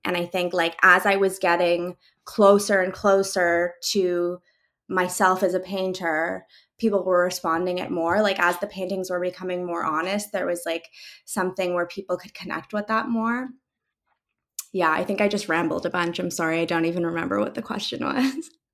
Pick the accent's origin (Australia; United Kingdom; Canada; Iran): Canada; Calgary, Alberta; also born or lived in Mainz, Germany; now in Toronto, Canada; I grew up in Calgary, but we moved to a lot of different neighborhoods within that city